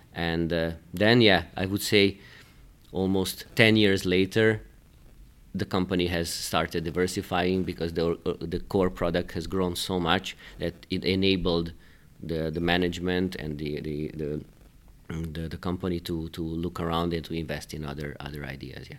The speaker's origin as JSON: {"language": "English", "country": "Hungary", "tie": "born or raised there", "also_born_or_lived": "Belgrade, Serbia", "moved": "as an adult", "lives_now": "Luxembourg", "said": "I was born in Belgrade, in, in Serbia. Then, uh, I spent my life, most of my career, most of my education in Hungary."}